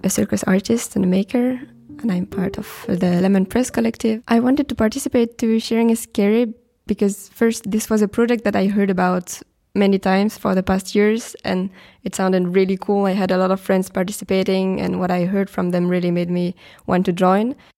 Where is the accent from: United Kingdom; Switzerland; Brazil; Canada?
Switzerland; I'm coming from Switzerland